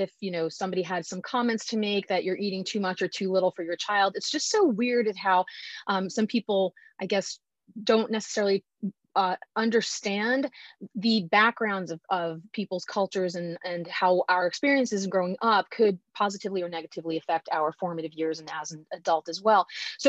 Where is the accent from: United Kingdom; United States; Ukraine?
United States; My family is from Italy. My mom and dad were born in Italy. I was born here in America, so I'm first generation.